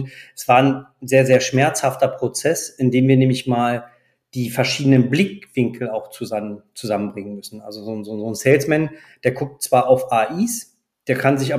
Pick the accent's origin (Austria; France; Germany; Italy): France; Ich ja. bin selber auch Franzose